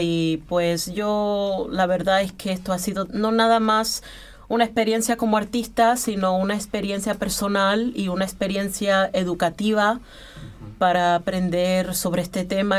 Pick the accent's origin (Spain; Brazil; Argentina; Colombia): Colombia; now in Vienna, Austria; soy colombiana